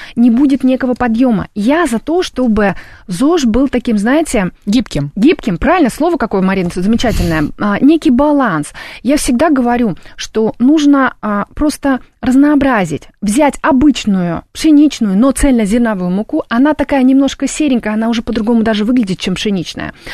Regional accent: Tashkent, Uzbekistan; moved away; я родилась в Ташкенте

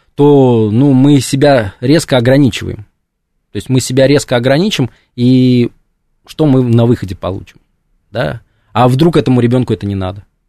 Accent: Samara, Samara Oblast, Russia; закончил школу, да, я хотел поступать в, ну, в нашем, в моем городе, да, в Самаре было два исторических факультета

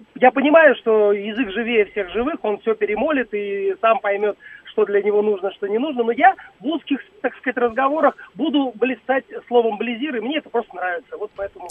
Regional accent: Dushanbe, Tajikistan; now in Moscow, Russia; в моем родном Душанбе

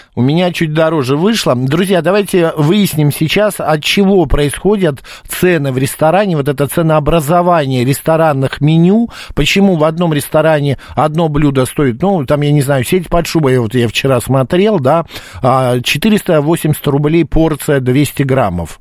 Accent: Moscow, Russia; Из Москвы.

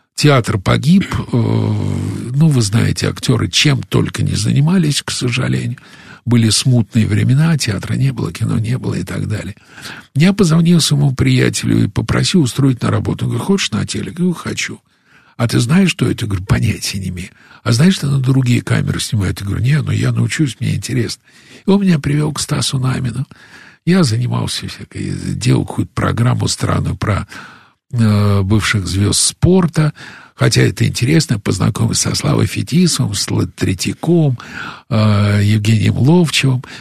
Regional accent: Russia; also born or lived in United States; из России

